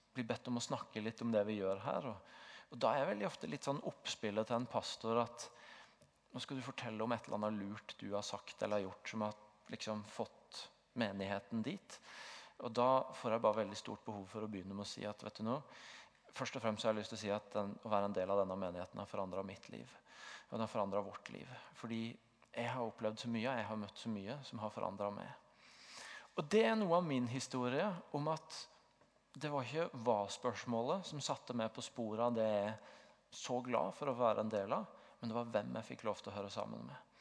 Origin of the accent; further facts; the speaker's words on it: Tvedestrand, Agder, Norway; moved away as an adult; now in Stavanger, Norway; så hadde jeg en veldig sterk identitet i å være bygutt fra Tvedestrand